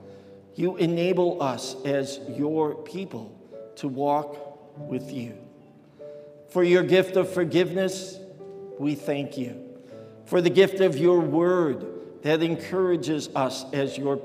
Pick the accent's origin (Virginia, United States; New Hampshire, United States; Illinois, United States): Illinois, United States; Chicago; growing up in Chicago